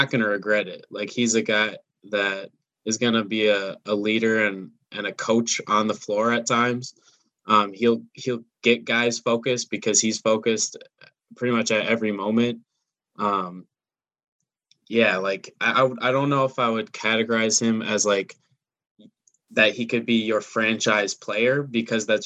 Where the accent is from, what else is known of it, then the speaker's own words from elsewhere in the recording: Minneapolis, Minnesota, United States; I'm from Minneapolis